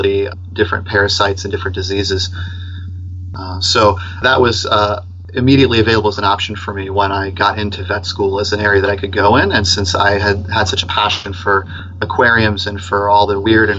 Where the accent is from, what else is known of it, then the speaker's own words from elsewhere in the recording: Tampa, Florida, United States; I grew up here in Tampa around the Hillsborough River